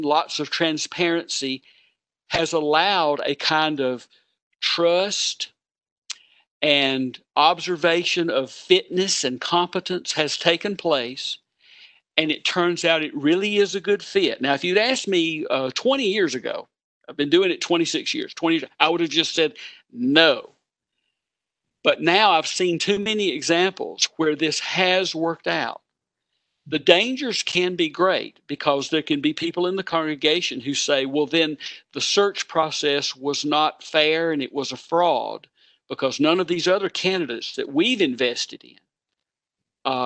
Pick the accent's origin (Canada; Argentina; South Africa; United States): United States; South Carolina; moved away as an adult; also born or lived in Louisville, Kentucky / Bangkok, Thailand / Kansas City; I had a fantastic, rich, and healthy experience of church growing up in South Carolina